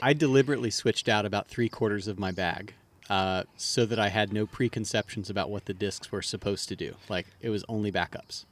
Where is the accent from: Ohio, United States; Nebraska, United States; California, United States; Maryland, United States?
Maryland, United States; I am from Maryland.